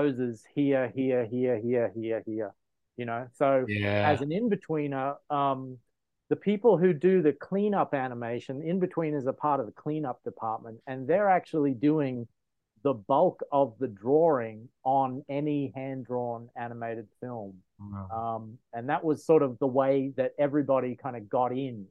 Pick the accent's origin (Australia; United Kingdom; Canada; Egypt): Australia; moved away as an adult; now in United States; I'm originally from Australia